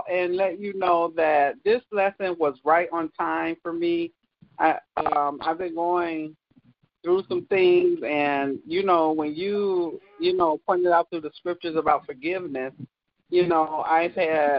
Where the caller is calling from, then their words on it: Kalamazoo, Michigan, United States; I'm from Kalamazoo, Michigan.